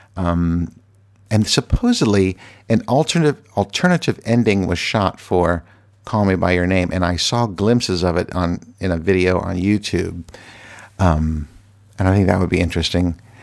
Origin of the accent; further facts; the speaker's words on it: Virginia, United States; now in Washington, D.C., United States; I am from Virginia